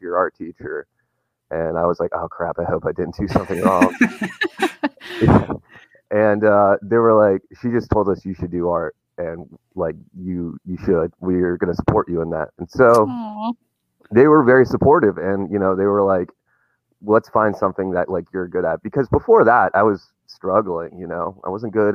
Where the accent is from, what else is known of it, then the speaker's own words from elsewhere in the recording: Wisconsin, United States; I'm from Wisconsin